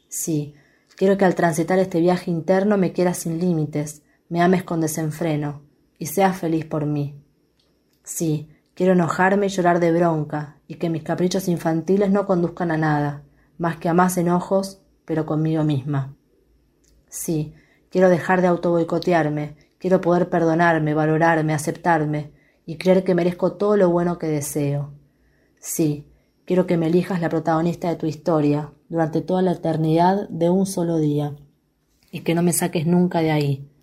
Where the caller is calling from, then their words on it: Quilmes, Buenos Aires Province, Argentina; de Quilmes y les envío algunas poesías que escribí.